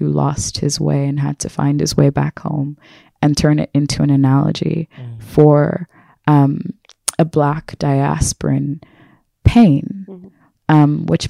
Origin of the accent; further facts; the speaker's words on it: United States; I am a person from America who has a history of and a heritage of my ancestors being enslaved. So I have a disconnection from home.